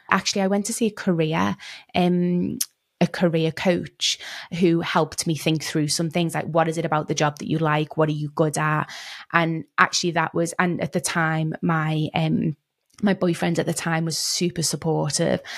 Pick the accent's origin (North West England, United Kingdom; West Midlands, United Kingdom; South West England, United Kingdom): North West England, United Kingdom; Liverpool; moved away; also born or lived in London / Cape Town; I grew up in Liverpool in the U K